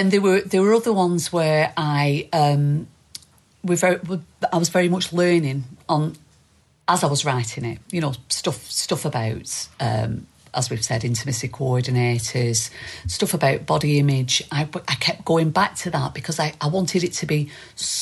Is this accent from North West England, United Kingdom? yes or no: yes; East Lancashire, North West England, United Kingdom; accent: East Lancashire; East Lancashire accent.